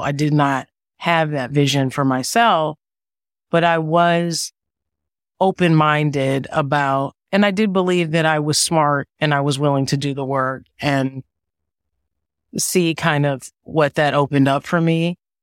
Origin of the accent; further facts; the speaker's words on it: Evanston, Illinois, United States; moved away; also born or lived in Washington, D.C. / New York; I am originally from Evanston, Illinois, a suburb of Chicago